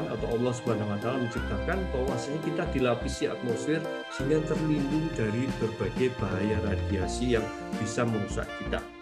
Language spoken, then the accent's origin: Indonesian; Yogyakarta, Special Region of Yogyakarta, Indonesia; karena saya orang Jogja